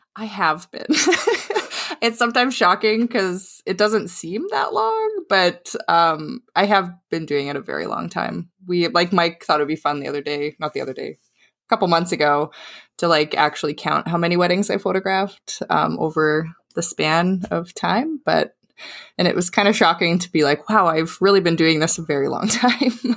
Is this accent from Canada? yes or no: yes; southwest Saskatchewan, Canada; now in Vancouver, Canada; Saskatchewan. So, it's like, um, it's right in the southwest corner